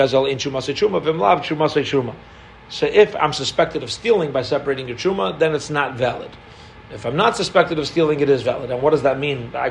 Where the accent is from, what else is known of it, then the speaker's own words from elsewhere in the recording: Canada; We're Canadian